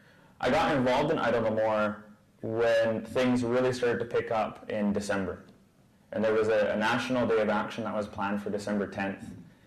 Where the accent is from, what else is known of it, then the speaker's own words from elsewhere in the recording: North Vancouver, British Columbia, Canada; I'm Skotmish. I come from the village of Humaltiston. I grew up in North Vancouver